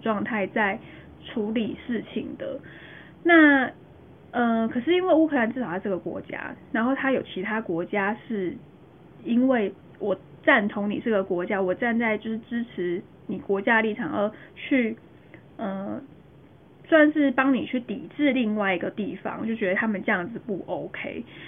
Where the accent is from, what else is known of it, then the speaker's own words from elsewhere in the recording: Taiwan; 我们是台湾人